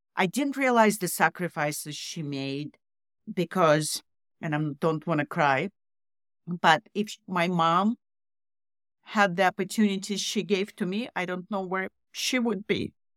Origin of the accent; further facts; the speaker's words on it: Russia; moved away as an adult; also born or lived in Canada; I grew up in Russian communist Russia